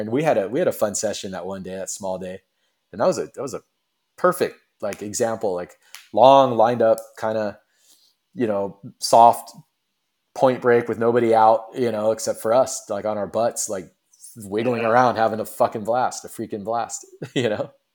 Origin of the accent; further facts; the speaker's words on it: west coast of Florida, United States; also born or lived in Cocoa Beach, Florida; Originally I was born and raised in Florida on the west coast of Florida